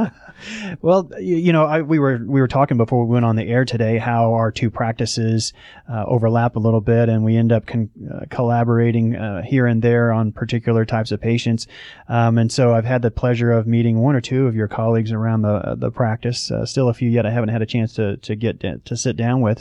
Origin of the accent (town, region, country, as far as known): Oklahoma, United States; now in Atlanta, United States